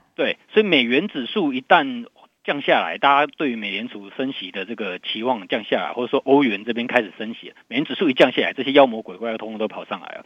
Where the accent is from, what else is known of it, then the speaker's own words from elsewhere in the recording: Taiwan; 然后我们台湾这边有这个，呃，地方的选举